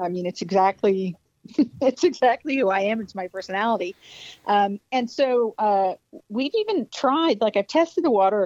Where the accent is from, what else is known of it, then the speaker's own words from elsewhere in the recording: Spotsylvania County, Virginia, United States; I grew up in Spotsylvania County, but, you know, my father's from Greece, so the concept of me being Southern is not necessarily completely accurate